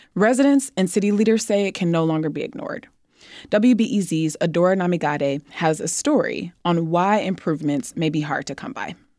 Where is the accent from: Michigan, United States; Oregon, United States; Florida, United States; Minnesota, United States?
Michigan, United States; we're both from Michigan